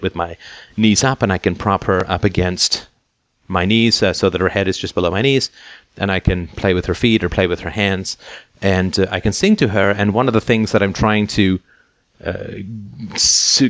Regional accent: England, United Kingdom; growing up in England

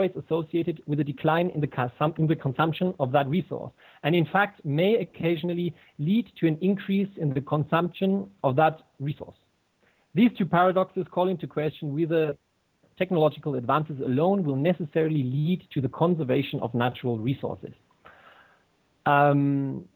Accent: Germany; I'm from Germany and I've been brought up by an English mother. So there, hence my accent

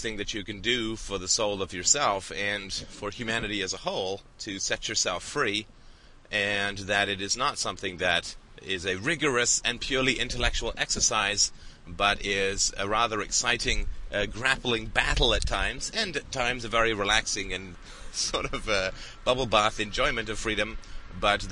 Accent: England, United Kingdom; I grew up in England, went to boarding school

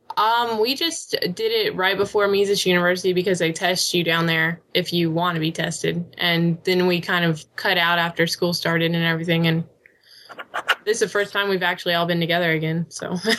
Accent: Illinois, United States; I'm from, hey. Illinois.

